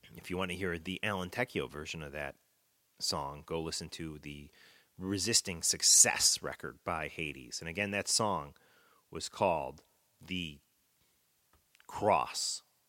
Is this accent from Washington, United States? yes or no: no; Chicago, Illinois, United States; now in New Jersey, United States; I'm in New Jersey now, but I have uh, fond memories of growing up in the Chicago.